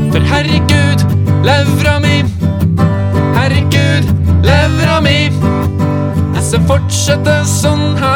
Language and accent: Norwegian; Stjørdal, Trøndelag, Norway; Det vet jeg, jeg er fra Stjørdal!